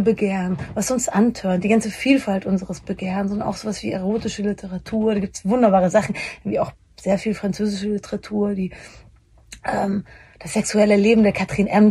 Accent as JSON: {"language": "German", "region": "Bavaria", "country": "Germany", "said": "ich komme aus Bayern"}